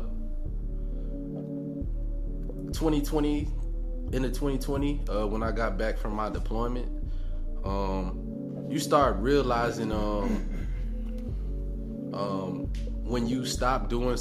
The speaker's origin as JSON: {"language": "English", "town": "Columbia", "region": "South Carolina", "country": "United States", "said": "I'm from from Columbia, South Carolina"}